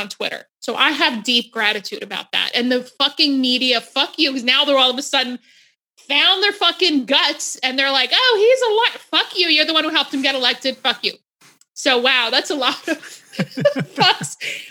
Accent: New Jersey, United States; also born or lived in Egypt; I'm from Jersey.

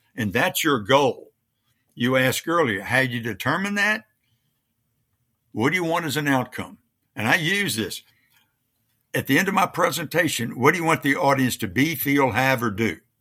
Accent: Louisiana, United States; moved away; I was raised in Louisiana

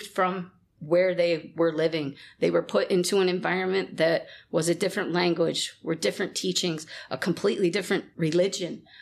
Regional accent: Rochester, New York, United States; now in Sault Ste. Marie, Canada; I'm originally from Rochester, New York

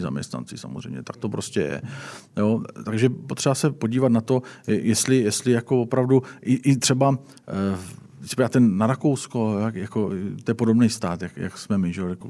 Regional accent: South Moravian Region, Czechia; já jsem z Jižní Moravy

